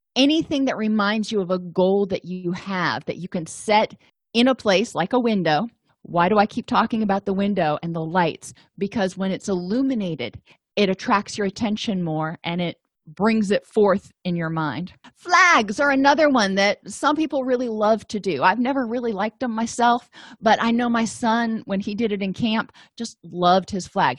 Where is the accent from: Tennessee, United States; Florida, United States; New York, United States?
Florida, United States; I grew up in Florida